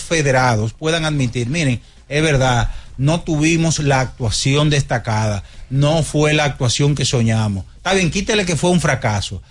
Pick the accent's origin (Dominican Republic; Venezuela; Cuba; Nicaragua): Dominican Republic; Yo como dominicano